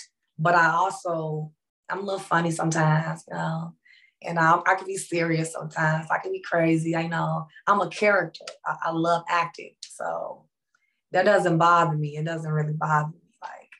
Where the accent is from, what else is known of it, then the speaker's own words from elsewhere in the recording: Phoenix, Illinois, United States; I'm from Phoenix, Illinois.